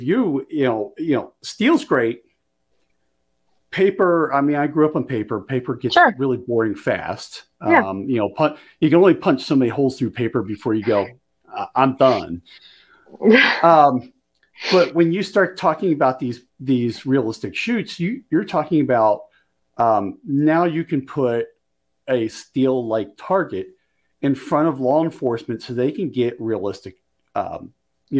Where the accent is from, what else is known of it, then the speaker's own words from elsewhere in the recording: Bensalem, Pennsylvania, United States; also born or lived in Maryland / Delaware; now in Montana, United States; I grew up just outside of Philly. I actually grew up in Bent Salem